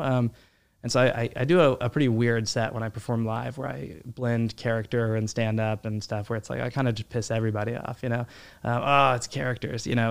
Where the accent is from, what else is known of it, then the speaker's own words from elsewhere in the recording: Midland, Texas, United States; moved away as an adult; also born or lived in Fort Worth, Texas; now in New York, United States; I grew up in Midland, Texas